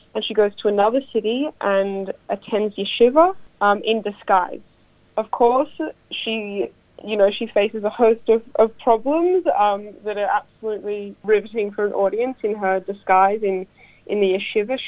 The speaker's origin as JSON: {"language": "English", "country": "Australia", "said": "I'm Jewish, I'm Australian-Russian"}